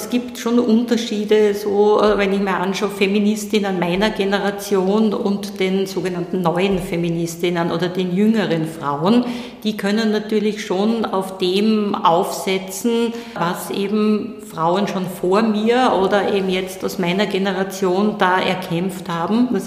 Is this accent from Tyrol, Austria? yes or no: no; Styria, Austria; ich wollte Richterin werden, hatte in Graz studiert, ich bin aus der Steiermark